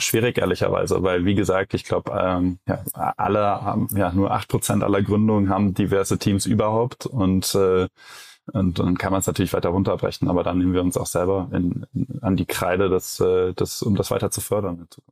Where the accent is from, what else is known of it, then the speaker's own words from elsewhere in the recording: Cologne, North Rhine-Westphalia, Germany; ich als Kölner